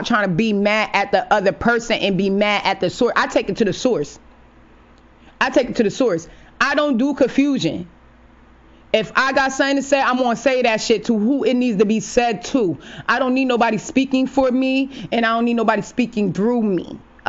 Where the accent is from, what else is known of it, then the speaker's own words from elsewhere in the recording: New Haven, Connecticut, United States; my hometown, the 203 New Haven, Connecticut